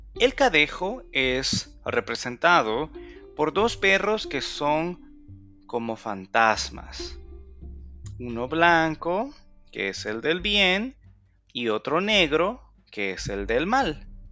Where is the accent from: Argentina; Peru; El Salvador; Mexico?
El Salvador; mi lindo país, El Salvador